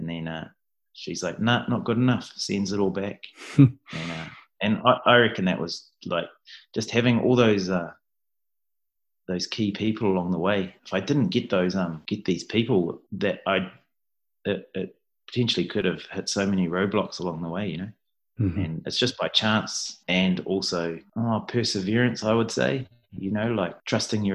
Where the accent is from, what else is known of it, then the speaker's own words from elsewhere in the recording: New Zealand; I'm definitely Kiwi through and through